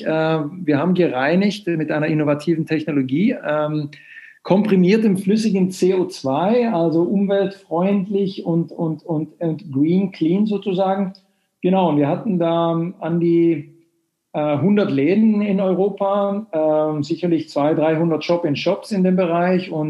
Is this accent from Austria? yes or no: no; Sweden; now in Germany; Und ich bin äh, Schwede, wie man vielleicht am Namen hört, aber lebe ungefähr zwei Drittel meines Lebens schon in Deutschland.